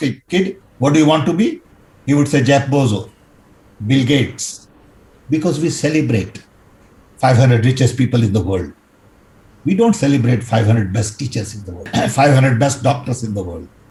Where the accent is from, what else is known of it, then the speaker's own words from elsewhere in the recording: Odisha, India; When I was growing up in Orissa